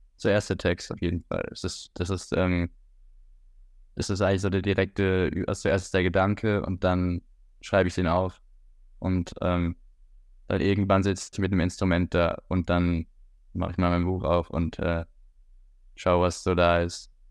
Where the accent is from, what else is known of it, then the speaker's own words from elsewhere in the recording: Switzerland; moved away as an adult; now in Hamburg, Germany; Ich bin in der Schweiz geboren. Mein, mein Vater ist Schweizer, meine Mutter ist Deutsche und äh, bin in der Schweiz aufgewachsen